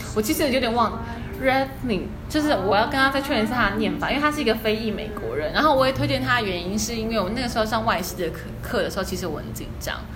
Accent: Yilan, Yilan County, Taiwan; 我是宜兰人

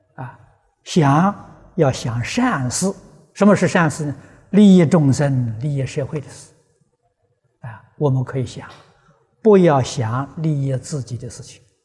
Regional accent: China; 我是中国人呐，这总改不了啊。 啊，老家在中国，出生在中国

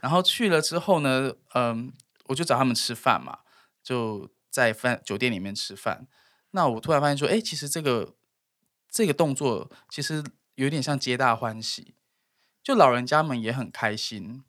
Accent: Tainan, Taiwan; moved away; 我们台南人

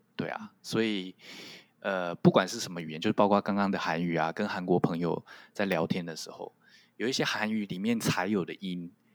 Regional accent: Taiwan; first language Taiwanese Hokkien; Chinese is a second language; moved away as an adult; now in Japan; 就是台湾闽南语，我的第一语言

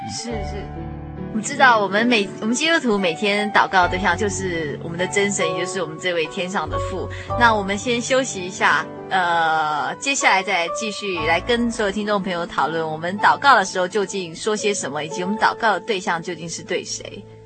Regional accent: Taiwan; 以台湾来说，我们是宗国人

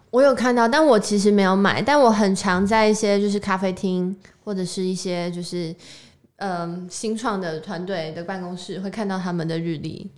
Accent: Taiwan; 我们就是身在台湾

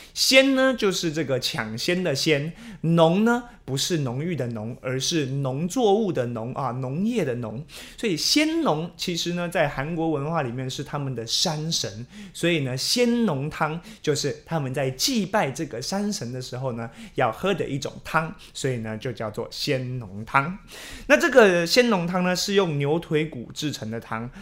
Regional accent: Taiwan; 我们台湾人

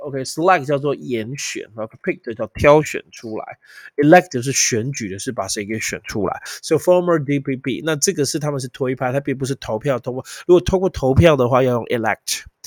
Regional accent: Taiwan

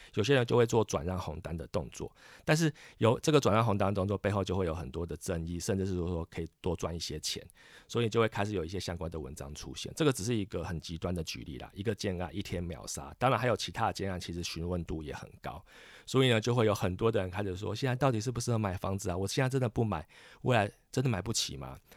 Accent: Kaohsiung, Taiwan; moved away as an adult; now in Taipei, Taiwan; 我本身是高雄人，然后在台北工作，所以我就是很典型的一个北漂青年

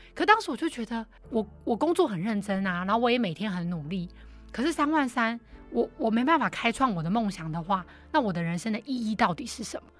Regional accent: Taipei, Taiwan; also born or lived in Kaohsiung; 所以我那时候一去，大家都会觉得啊，你是天龙国的人。但是其实我也是有在高雄长大

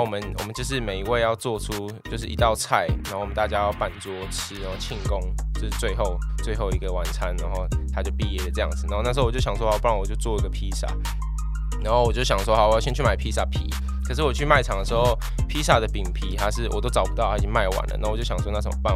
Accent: Taichung, Taiwan; also born or lived in Kaohsiung; 我是台中人对，对，对。然后二十一岁，然后我们家餐厅是开在那个敬德北路，就是在台，台体一中那附近嗯哼。然后我们家餐厅开二十八年，叫做庆彩

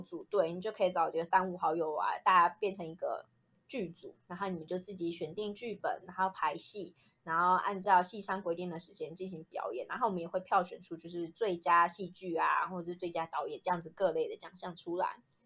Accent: Hsinchu, Taiwan; moved away as an adult; 家乡新竹

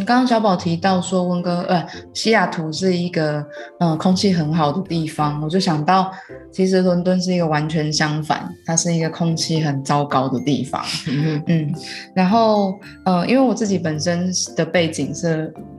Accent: Taiwan; moved away as an adult; also born or lived in London; 然后也让他们知道我们的文化，对，就是像是呃台湾人啊

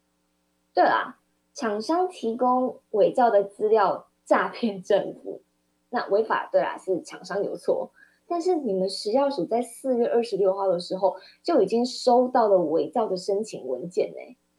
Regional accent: Kaohsiung, Taiwan; 我是高雄人，我们高雄市民

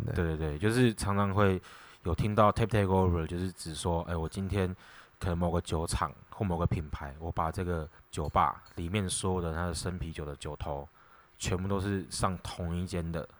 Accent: Taiwan; 我们台湾人

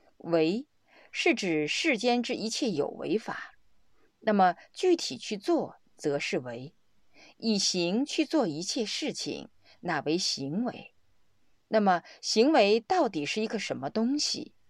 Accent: Sichuan, China; 用我们四川人的话来说，就叫瑜伽

